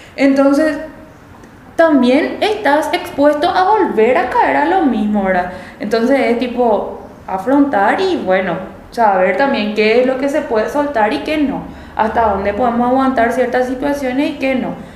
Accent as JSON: {"language": "Spanish", "country": "Paraguay", "said": "en nuestro país"}